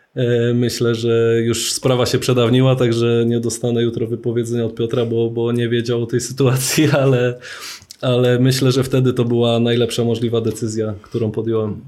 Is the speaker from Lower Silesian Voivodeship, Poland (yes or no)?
no; Poznań, Greater Poland, Poland; wychowałem się na Chrobrego, na Piątkowie w Poznaniu